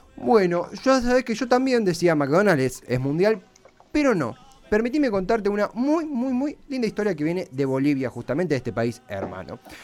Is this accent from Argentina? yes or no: yes; Argentina; yo soy argentina